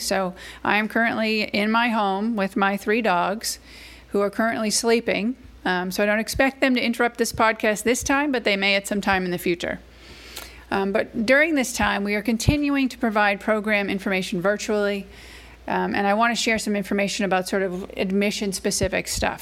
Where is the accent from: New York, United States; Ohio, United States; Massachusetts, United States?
Massachusetts, United States; now in Athens, Georgia, United States; I live in Athens, Georgia, but I'm originally from Massachusetts, um, so I'm a northern transplant. So I'm a New Englander at heart